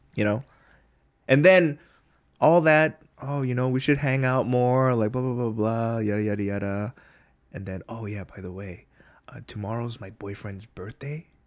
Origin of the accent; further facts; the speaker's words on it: United States; now in Korea; we're from there